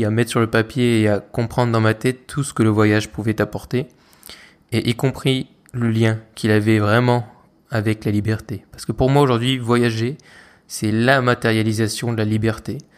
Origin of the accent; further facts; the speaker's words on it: France; tu te rends compte que, ok, c'est bon, on est français, d'accord, mais on n'est pas les rois du monde.